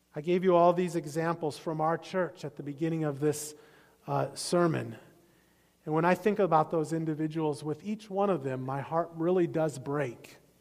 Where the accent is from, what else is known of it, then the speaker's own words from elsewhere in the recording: Iowa, United States; I grew up in Iowa